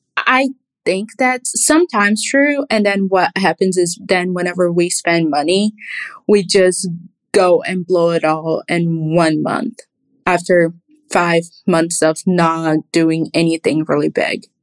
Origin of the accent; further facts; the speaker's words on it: Rio de Janeiro, Brazil; also born or lived in Indiana; now in United States; I'm from Rio